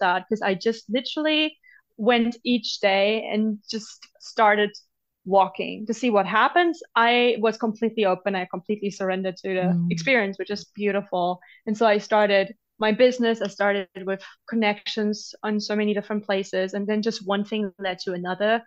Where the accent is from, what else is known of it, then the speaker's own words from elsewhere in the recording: Germany; moved away; growing up in Germany